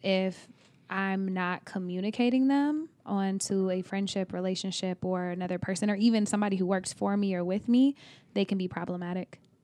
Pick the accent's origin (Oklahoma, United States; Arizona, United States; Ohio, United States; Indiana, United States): Oklahoma, United States; also born or lived in Texas; now in California, United States; I am from Oklahoma, but I also lived in Texas.